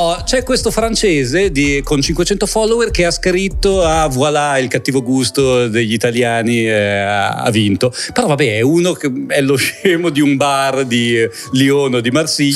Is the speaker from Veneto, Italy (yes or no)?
no; Milan, Lombardy, Italy; perché sono cresciuto a Milano